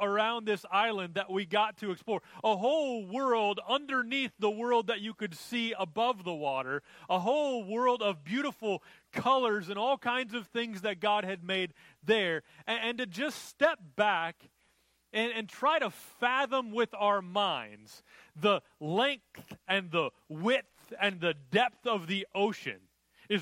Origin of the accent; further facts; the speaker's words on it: Minnesota, United States; I grew up in Minnesota where there were lots of lakes